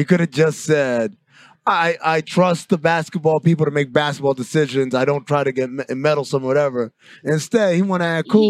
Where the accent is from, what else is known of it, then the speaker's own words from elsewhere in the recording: New York, United States; I grew up in New York, man.